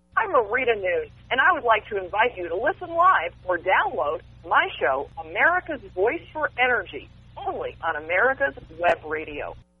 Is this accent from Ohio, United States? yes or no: no; Texas, United States; my hometown in Texas